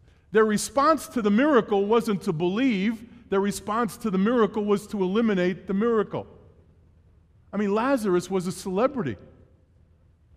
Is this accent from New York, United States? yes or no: yes; New York City, New York, United States; born and raised in New York City